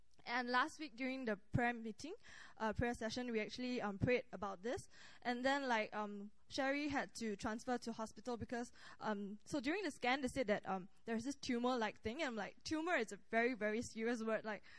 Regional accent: Singapore; now in Korea; from Singapore. So I just want to share a bit of a testimony of myself. So before I came to Korea, I wanted to know, like, what am I here for?

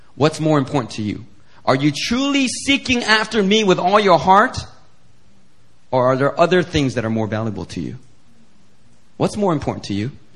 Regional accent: Philadelphia, Pennsylvania, United States; growing up in Philly and hanging out with friends that used to be offensive just for the sake of it

